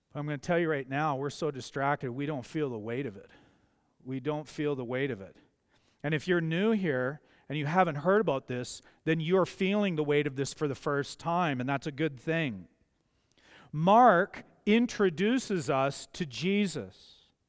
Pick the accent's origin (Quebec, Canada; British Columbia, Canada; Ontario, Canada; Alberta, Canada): Alberta, Canada; Mazeppa; I grew up in Mazeppa.